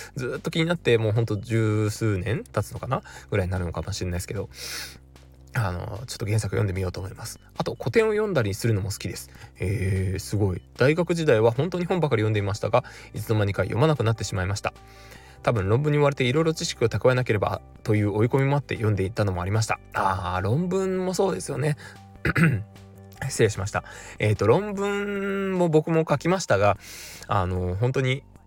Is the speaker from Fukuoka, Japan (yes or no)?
yes; Fukuoka, Japan; moved away; 僕福岡地元なんですけれども